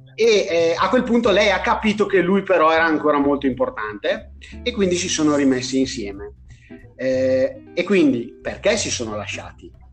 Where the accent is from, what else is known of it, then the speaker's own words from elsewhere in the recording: Brescia, Lombardy, Italy; moved away; essendo bresciano